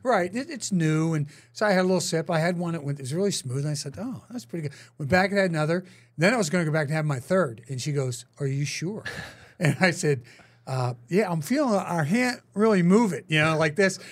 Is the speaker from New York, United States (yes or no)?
no; Pittsburgh, Pennsylvania, United States; also born or lived in Philadelphia / Green Bay / California; now in Kansas City, United States; I wouldn't go back to my hometown in Pittsburgh